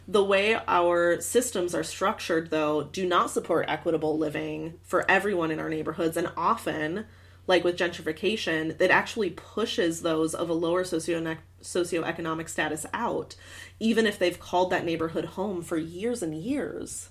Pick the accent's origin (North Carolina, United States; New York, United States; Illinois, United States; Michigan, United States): Michigan, United States; I grew up in Michigan